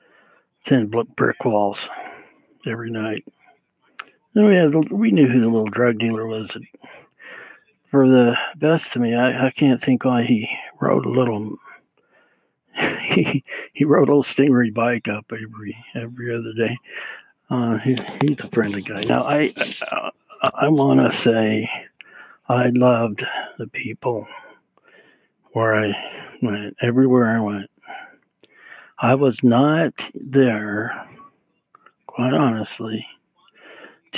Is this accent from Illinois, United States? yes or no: no; Utah, United States; being raised in Utah